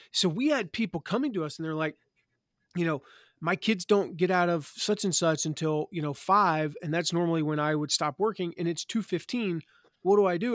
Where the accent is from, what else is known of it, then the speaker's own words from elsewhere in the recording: Eastern North Carolina, United States; moved away; I'm from Eastern North Carolina, so I, that's how we sound down there.